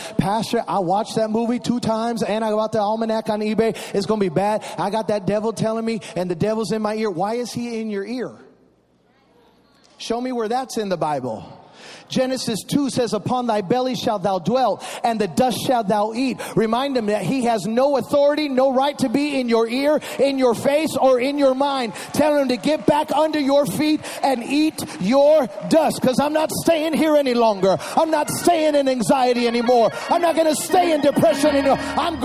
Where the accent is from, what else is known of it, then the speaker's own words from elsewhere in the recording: Chicago, Illinois, United States; I was raised in Chicago.